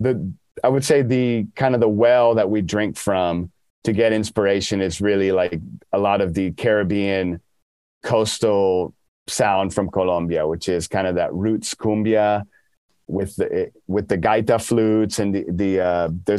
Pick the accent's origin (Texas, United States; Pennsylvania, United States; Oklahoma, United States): Texas, United States; Dallas; now in Austin, United States; I grew up in Dallas